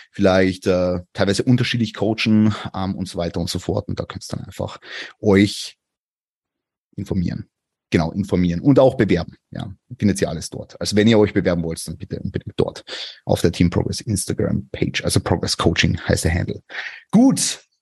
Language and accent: German; Vienna, Austria; ich komme aus Wien.